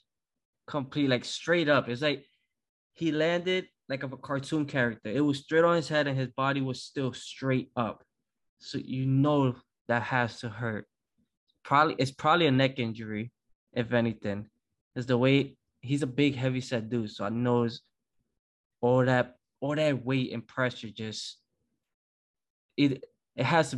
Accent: New York, United States; I'm from New York

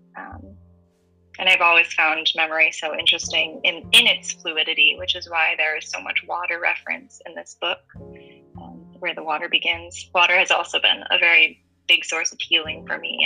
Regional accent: Massachusetts, United States; moved away as an adult; now in Huntsville, United States; growing up in Massachusetts

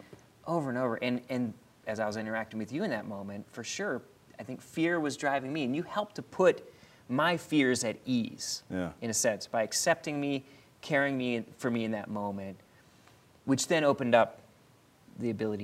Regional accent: Philadelphia, Pennsylvania, United States; now in Pittsburgh, United States; just being a black man growing up in Philadelphia, in the inner city, to being here in Pittsburgh now.

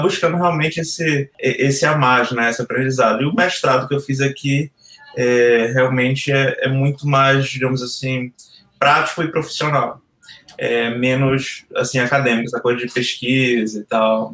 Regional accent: Belém, Pará, Brazil; moved away as an adult; eu sou de Belém

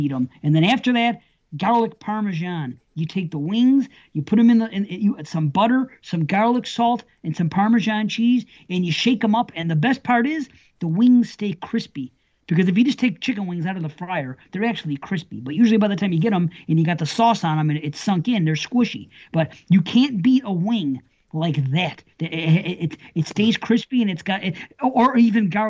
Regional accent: Buffalo, New York, United States; I'm from Buffalo

